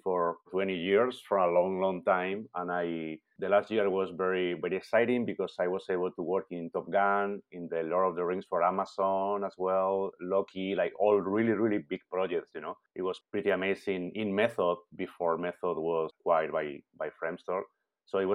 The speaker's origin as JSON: {"language": "English", "country": "Spain", "also_born_or_lived": "London / Vancouver", "moved": "as an adult", "lives_now": "Montreal, Canada", "said": "I'm from Spain"}